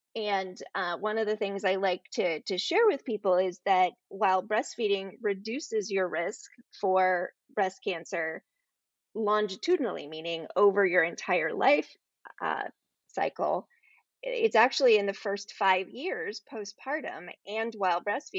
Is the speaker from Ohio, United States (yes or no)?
yes; Ohio, United States; born there; also born or lived in Florida; So I was born in the Midwest. I was born up in Ohio and lived most of my life as a child with my dad as a pastor with a non-denominational group. So we moved around a great deal, but I graduated from high school and ended up in Florida.